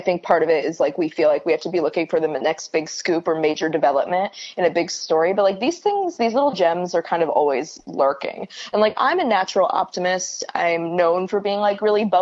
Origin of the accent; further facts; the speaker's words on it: California, United States; now in New York City, United States; I'm based in New York City, though I'm originally from California.